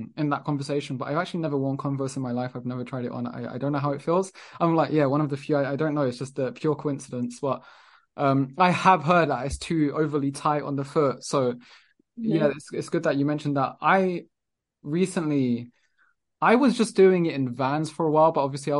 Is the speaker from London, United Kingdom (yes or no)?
yes; London, United Kingdom; moved away as an adult; now in Lisbon, Portugal; I was born and raised in London